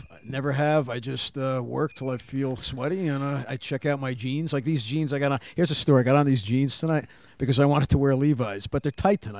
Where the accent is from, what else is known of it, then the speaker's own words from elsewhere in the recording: Newark, New Jersey, United States; also born or lived in California / Nevada / New York; now in Florida, United States; I'm from Newark, New Jersey.